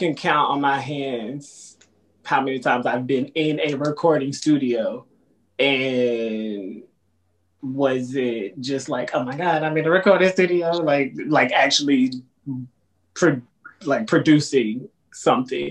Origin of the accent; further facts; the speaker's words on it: Fort Worth, Texas, United States; now in New York, United States; I'm from Dallas, Texas. Well, Fort Worth, Texas specifically